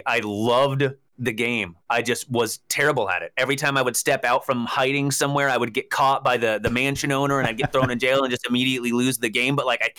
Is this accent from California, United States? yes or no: yes; Camarillo, California, United States; I grew up in Southern California.